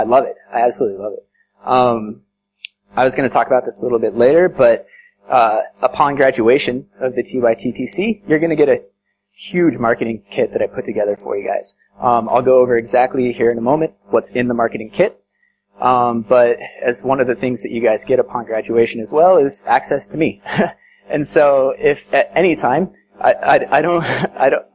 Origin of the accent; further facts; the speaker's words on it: Colorado, United States; moved away as an adult; now in India; I'm from the States and from Colorado.